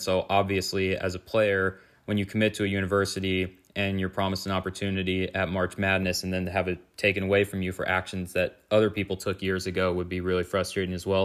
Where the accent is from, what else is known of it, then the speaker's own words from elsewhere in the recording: California, United States; I'm actually from California